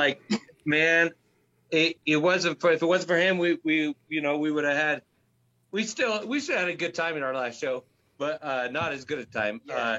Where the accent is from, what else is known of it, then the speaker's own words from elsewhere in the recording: Seattle, Washington, United States; now in Colorado, United States; So Seattle, Washington is where I'm from.